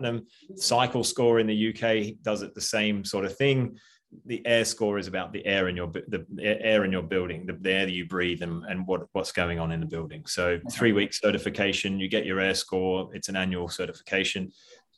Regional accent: Australia; I'm Australian

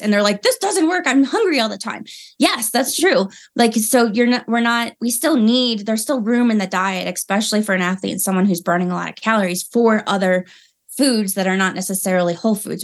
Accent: Maryland, United States; moved away as an adult; now in Colorado Springs, United States; I'm from Maryland, and then I moved to Colorado three years ago

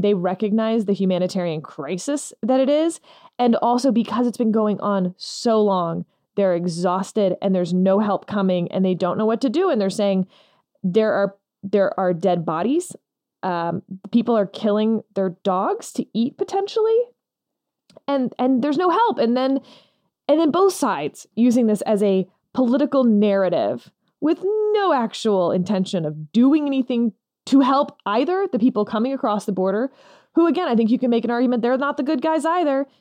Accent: Texas, United States; as a Texan

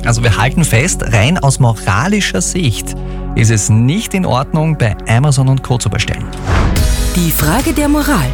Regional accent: Austria; bei uns in Österreich

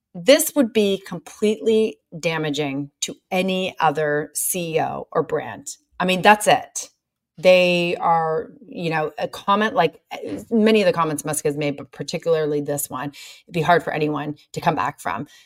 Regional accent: Canada; I'm Canadian.

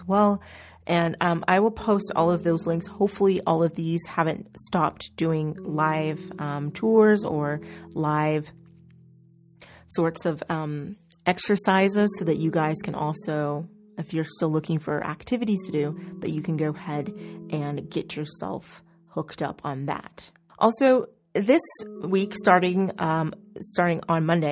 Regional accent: Oklahoma, United States; I'm from Oklahoma

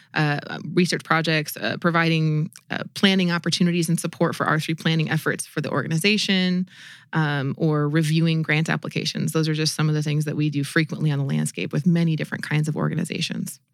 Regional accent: Minnesota, United States; now in Pierre, United States; I grew up in Minnesota

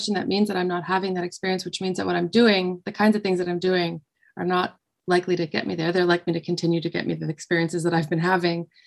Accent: Ottawa, Ontario, Canada; I grew up in Ottawa here in Canada

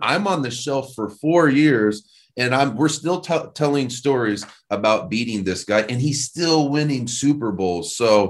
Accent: Indiana, United States; moved away; I'm from Indiana, man

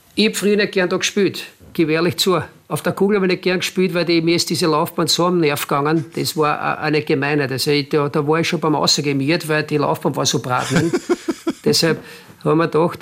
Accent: Mattersburg, Burgenland, Austria; moved away as an adult; also born or lived in Basque Country / Germany; now in Linz, Austria; Mattersburg natürlich äh, ist mein Heimatclub, es ist meine Heimatstadt

